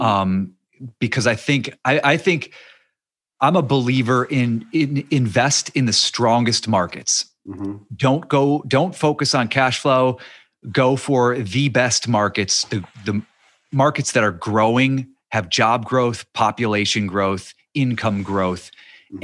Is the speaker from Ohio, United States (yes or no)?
yes; near Youngstown, Ohio, United States; moved away; I grew up near Youngstown, Ohio